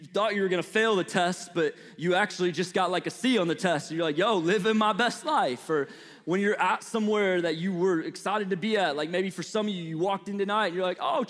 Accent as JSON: {"language": "English", "town": "St. Louis", "region": "Missouri", "country": "United States", "tie": "born or raised there", "accent": "Midwestern", "moved": "yes", "said": "So I was born and raised in St. Louis, Missouri"}